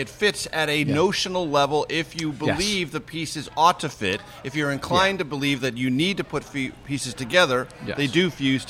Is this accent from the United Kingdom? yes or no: no; San Diego, California, United States; my hometown of San Diego